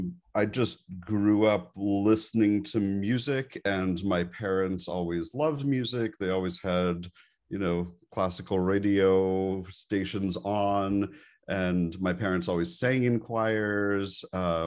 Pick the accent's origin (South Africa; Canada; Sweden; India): Canada; Montreal, Quebec; And I grew up in Montreal, Canada. And there is, everybody lives, breathes, and dies hockey there.